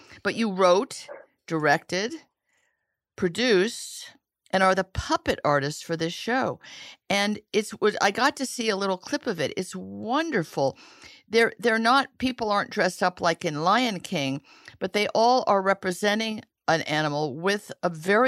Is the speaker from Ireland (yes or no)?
no; Italy; moved away; I grew up in Italy where there were puppet shows in parks.